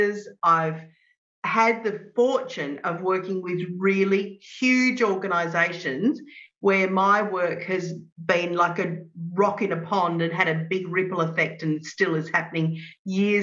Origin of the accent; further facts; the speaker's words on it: Adelaide, South Australia, Australia; I grew up in Adelaide in South Australia